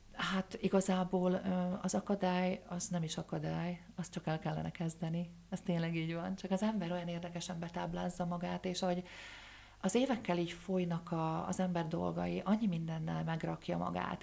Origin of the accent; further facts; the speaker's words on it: Dunajská Streda, Trnava Region, Slovakia; also born or lived in Prešov, Slovakia; valóban a Szerdahely az én szülővárosom, de eperjesen éltem le a, a fiatal éveimet